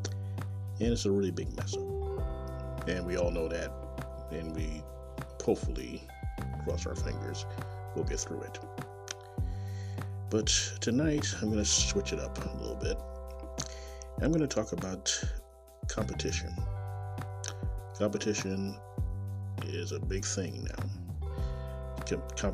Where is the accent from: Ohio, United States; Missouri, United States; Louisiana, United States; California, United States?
Missouri, United States; Kansas City; born or raised there